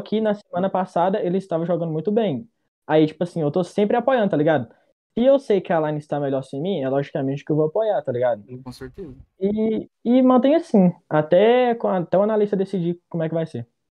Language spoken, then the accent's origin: Portuguese; Novo Cruzeiro, Minas Gerais, Brazil; Eu sou de Minas Gerais, mineirinho, tá ligado? Só que eu sou do interior, sou de Novo Cruzeiro.